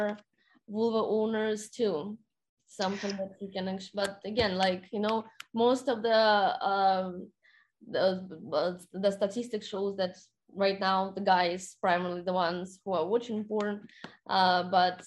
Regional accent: Saint Petersburg, Russia; moved away as an adult; now in United States; I'm originally from St. Petersburg, Russia. I haven't been there for 5 years

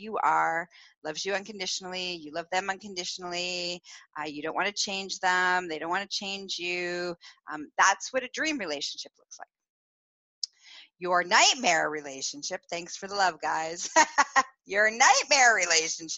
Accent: Canada; I'm Canadian.

